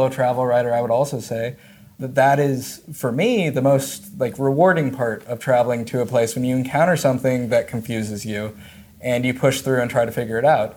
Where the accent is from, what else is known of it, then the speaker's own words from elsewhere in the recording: United States; moved away as an adult; also born or lived in China; being an American in China